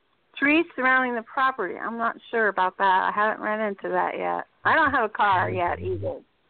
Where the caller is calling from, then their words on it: Indianapolis, Indiana, United States; Hi, this is … in Indianapolis.